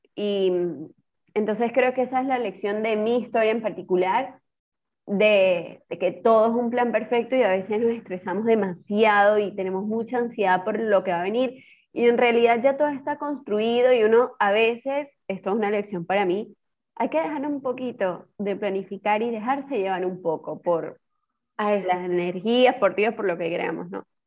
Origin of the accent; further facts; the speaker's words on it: Trujillo, Venezuela; moved away as an adult; also born or lived in Barquisimeto, Venezuela; now in Argentina; yo soy de Trujillo